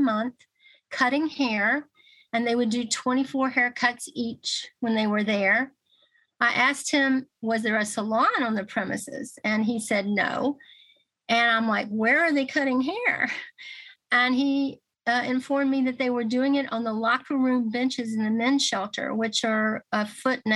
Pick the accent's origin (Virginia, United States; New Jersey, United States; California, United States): Virginia, United States; Radford; moved away as an adult; also born or lived in Maryland; now in Roanoke, United States; I was raised in Radford, so I consider Roanoke home